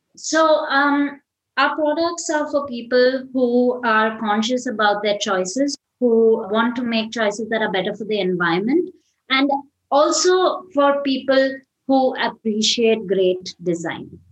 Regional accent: Chennai, Tamil Nadu, India; I'm from Chennai, uh, which is uh, a city in the south of India

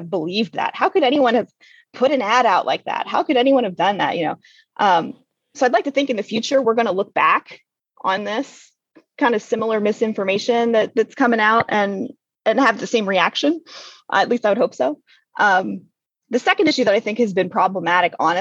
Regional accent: Western Pennsylvania, United States; I grew up in Western PA where my dad worked in the strip mines out there.

